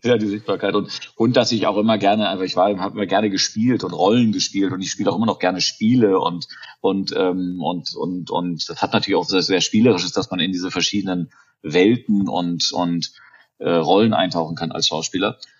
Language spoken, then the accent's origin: German; Germany; accent: German; moved away; mein deutscher Akzent